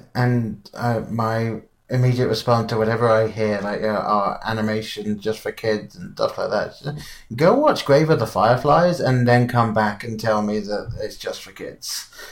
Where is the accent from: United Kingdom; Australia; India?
United Kingdom; England; being English, I grew up with Wallace and Gromit